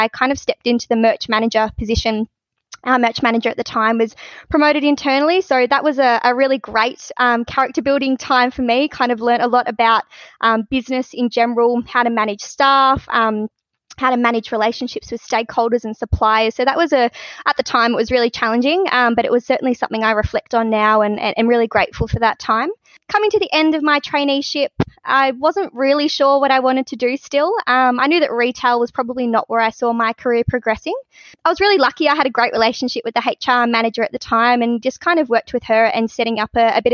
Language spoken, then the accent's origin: English; Pearcedale, Victoria, Australia; my growing up in Piercedale